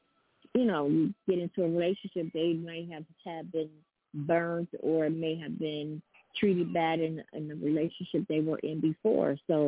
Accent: East Coast, United States; moved away; I'm from the East Coast

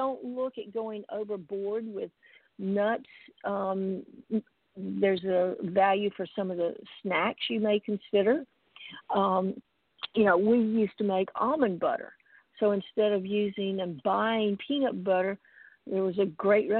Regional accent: South Georgia, United States; I grew up in South Georgia

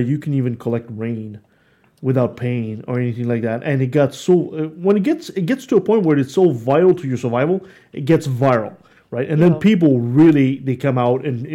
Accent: Quebec City, Quebec, Canada; Quebec City, my hometown

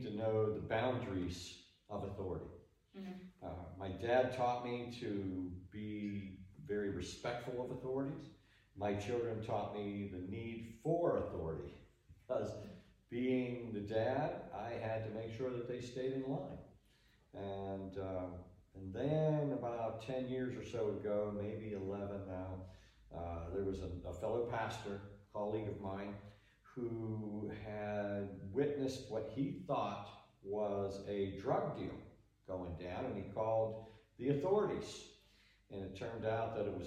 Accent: Pittsburgh, Pennsylvania, United States; I grew up in Western Pennsylvania, in Pittsburgh

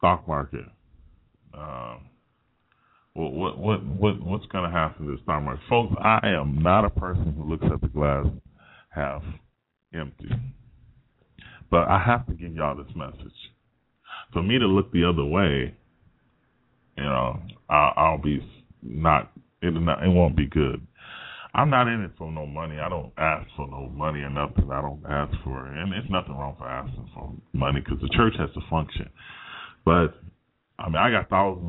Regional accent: United States; I'm an American

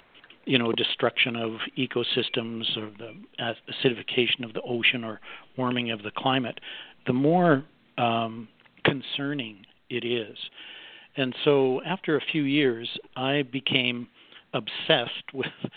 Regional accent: Canada; I'm a Canadian, and I owned a big public relations

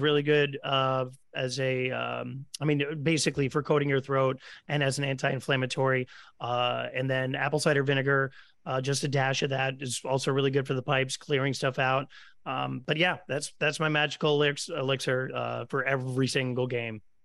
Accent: Stamford, Connecticut, United States; growing up in Stamford, Connecticut

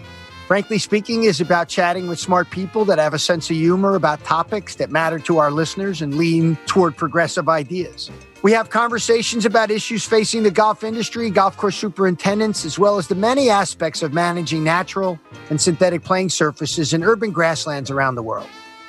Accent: New York City, New York, United States; As a New Yorker, I feel a particular sadness for my city.

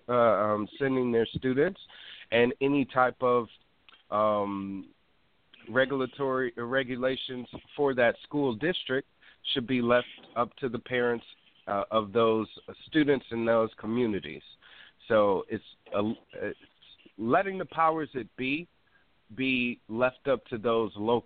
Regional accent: Wisconsin, United States; now in California, United States; I'm from Wisconsin

